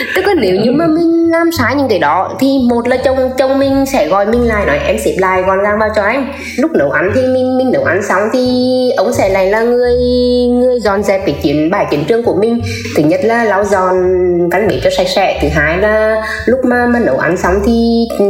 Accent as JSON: {"language": "Vietnamese", "region": "Nghệ An", "country": "Vietnam", "said": "mình đến từ Nghệ"}